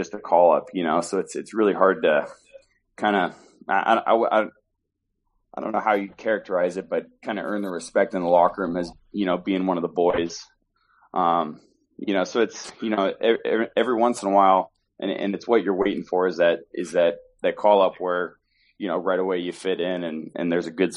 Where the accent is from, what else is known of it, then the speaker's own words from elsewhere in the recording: Alaska, United States; moved away; I was from Alaska. And I was from Alaska